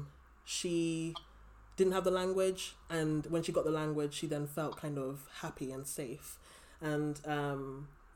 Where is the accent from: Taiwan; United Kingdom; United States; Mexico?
United Kingdom; London; I grew up in London